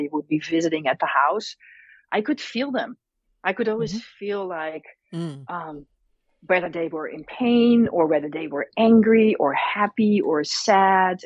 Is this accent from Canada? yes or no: no; Netherlands; now in United States; I was born and raised in the Netherlands, or Holland as most people know it.